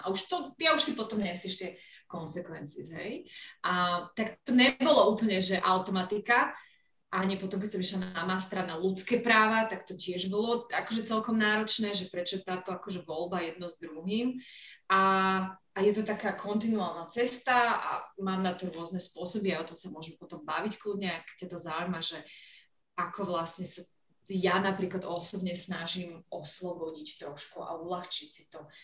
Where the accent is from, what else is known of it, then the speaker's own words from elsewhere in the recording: Slovakia; moved away as an adult; also born or lived in London / Venice / Kosovo; now in Pakistan; Slovensko, lebo som Slovenka, som, som sa tu narodila